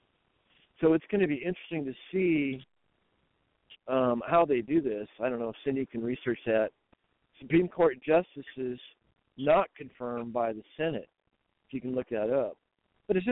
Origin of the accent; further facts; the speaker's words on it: Iowa, United States; I'm from Iowa